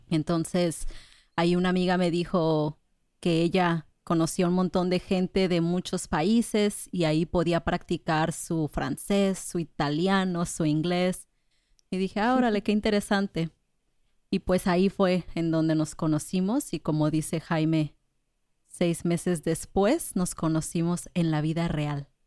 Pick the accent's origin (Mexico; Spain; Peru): Mexico; Colima; now in Puerto Rico; Yo soy de Colima, más cerca de ustedes.